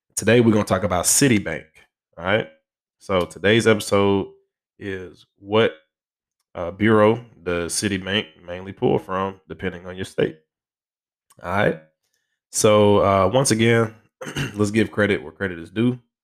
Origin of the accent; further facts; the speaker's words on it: Alabama, United States; my home state